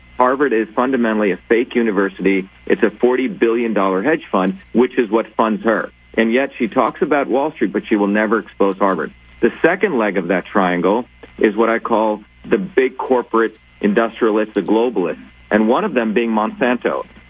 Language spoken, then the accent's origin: English; India; now in United States; Michael, I came from India as a low-caste, dark-skinned Indian, what would be called a deplorable.